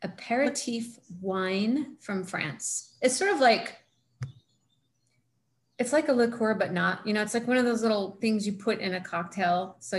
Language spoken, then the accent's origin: English; California, United States; born there; now in Boise, United States; I've been in Boise for, I was born in California.